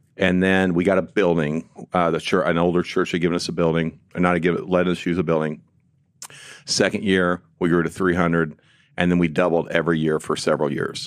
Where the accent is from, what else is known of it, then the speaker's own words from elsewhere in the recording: Illinois side, United States; moved away as an adult; also born or lived in St. Louis, Missouri; We grew up just south on the Il-, Illinois side